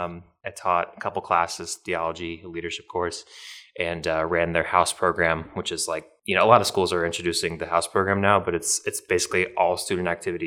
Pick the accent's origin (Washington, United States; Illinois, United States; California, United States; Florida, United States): Florida, United States; St. Petersburg; I am from St. Petersburg, Florida. So I went to St. Pete Catholic.